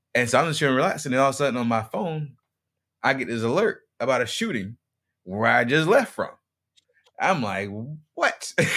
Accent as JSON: {"language": "English", "town": "Greenville", "region": "South Carolina", "country": "United States", "tie": "born or raised there", "moved": "yes", "lives_now": "Tampa, United States", "said": "my hometown is Green, is Greenville, South Carolina"}